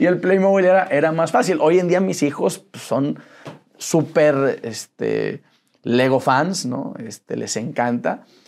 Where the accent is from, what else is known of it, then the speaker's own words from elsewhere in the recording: Saltillo, Coahuila, Mexico; also born or lived in Monterrey; Soy de Saltillo. Nací ahí en Saltillo, Coahuila